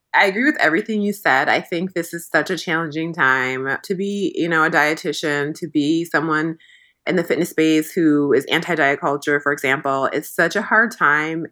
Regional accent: Midwest, United States; I grew up in the Midwest in a very non-diverse area

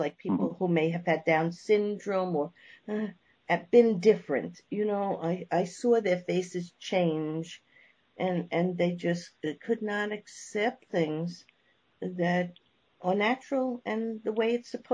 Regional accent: New York, United States; I'm from New York.

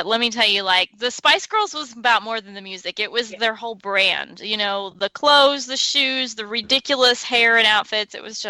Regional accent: the South, United States; moved away; I grew up a lot in the South

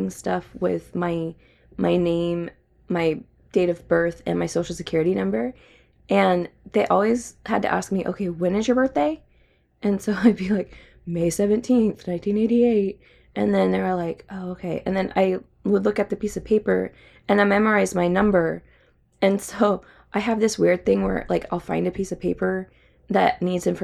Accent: United States; I'm American.

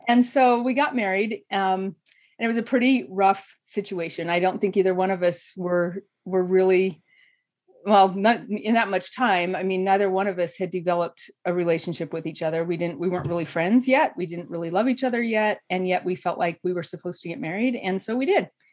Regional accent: southeast Idaho, United States; moved away as an adult; also born or lived in Atlanta, Georgia; now in Utah, United States; in Idaho, we, in the southeast where I grew up

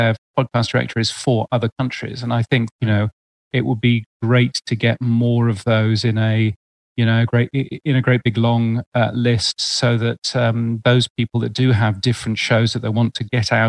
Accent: United Kingdom; moved away as an adult; also born or lived in Canada / United States; now in Australia; I as a Brit

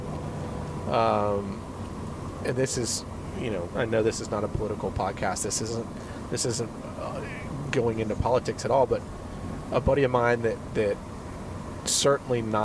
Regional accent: Charleston, South Carolina, United States; Charleston, South Carolina. East Coast, man. The Holy City, as they call it

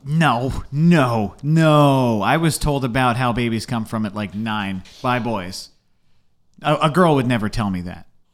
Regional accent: Essex County, New Jersey, United States; I grew up in Essex

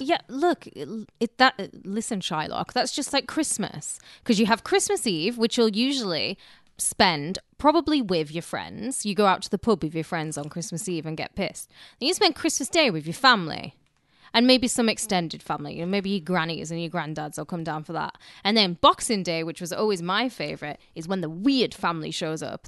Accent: United Kingdom; now in United States; we obviously don't have it in Britain

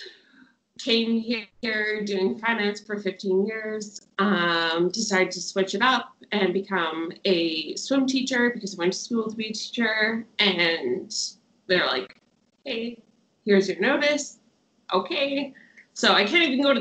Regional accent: Winnipeg, Manitoba, Canada; moved away as an adult; now in Sydney, Australia; I am from Winnipeg, Manitoba, Canada. I moved here almost 2 years ago to Sydney, Australia

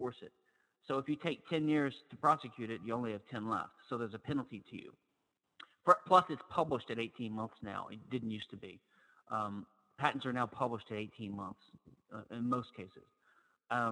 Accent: Louisiana, United States; I'm from Louisiana

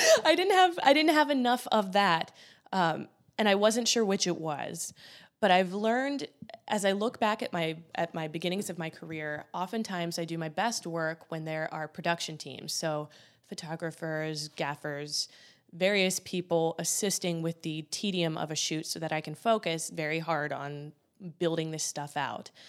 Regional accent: Columbus, Ohio, United States; I'm me from Columbus, Ohio

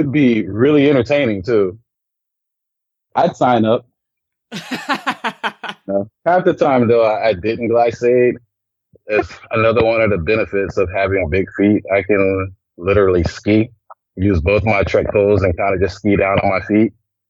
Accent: Germany; born there; also born or lived in Colorado Springs, United States; No, we don't, but I was born actually in Germany. I'm a military brat.

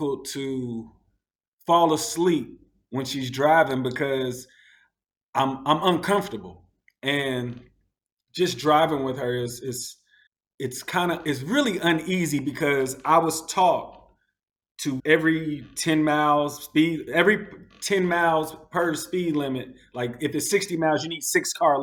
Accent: Louisville, Kentucky, United States; moved away as an adult; also born or lived in Michigan / Florida / Georgia; now in Abu Dhabi, United Arab Emirates; I grew up in Louisville, Kentucky, started driving there

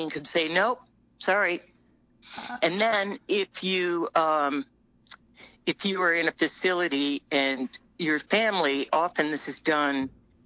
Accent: New Mexico, United States; I'm from New Mexico.

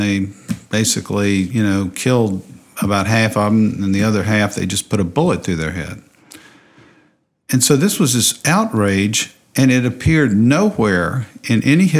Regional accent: Alexandria, Louisiana, United States; also born or lived in New Orleans, Louisiana; now in Lafayette, United States; I kind of consider Alexandria the place I went through elementary, junior high, high school, and a couple of years of college to kind of be my hometown, so to speak.

